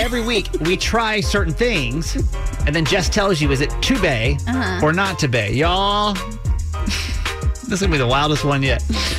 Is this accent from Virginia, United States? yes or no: no; California, United States; now in Maryland, United States; we're two kids from California.